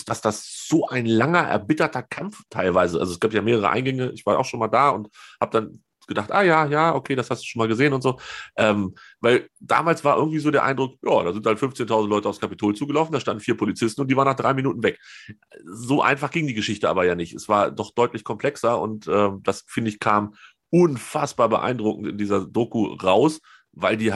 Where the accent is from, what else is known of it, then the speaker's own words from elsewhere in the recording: Hanover, Lower Saxony, Germany; ich komme aus Höhe 50 Meter über normal Null in Hannover